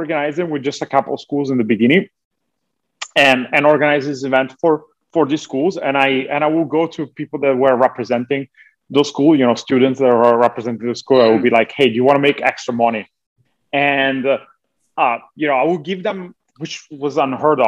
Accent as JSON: {"language": "English", "country": "Italy", "tie": "born or raised there", "moved": "as an adult", "lives_now": "Los Angeles, United States", "said": "So I was born and raised in Italy."}